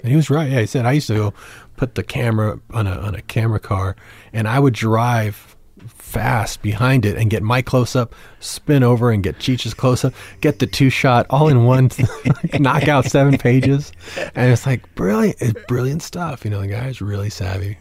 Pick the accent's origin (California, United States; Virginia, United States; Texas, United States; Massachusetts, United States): Texas, United States; San Antonio; I grew up in San Antonio